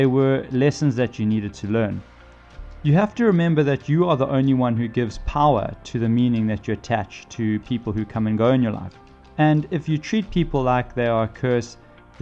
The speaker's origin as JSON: {"language": "English", "country": "South Africa", "said": "being South African"}